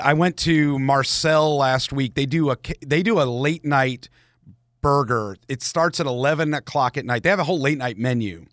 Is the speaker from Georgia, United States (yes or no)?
yes; Marietta, Georgia, United States; I grew up in Marietta